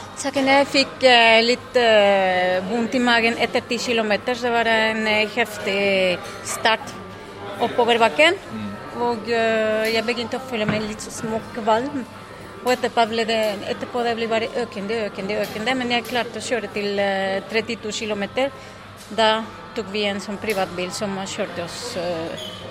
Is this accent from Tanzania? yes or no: no; Mexico; Norwegian is a second language; moved away; fra Mexico